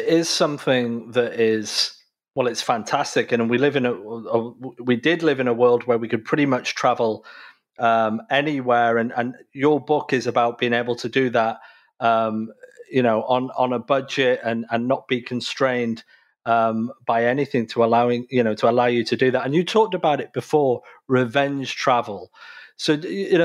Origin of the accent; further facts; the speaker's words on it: United Kingdom; now in North America; I'm originally from the United Kingdom, but obviously I live in North America.